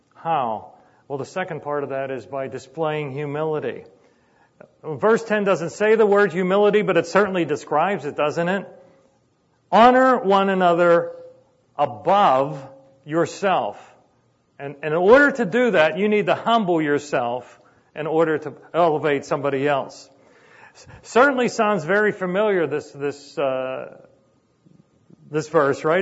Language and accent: English; Sharpsburg, Pennsylvania, United States; I grew up in Sharpsburg in a little apartment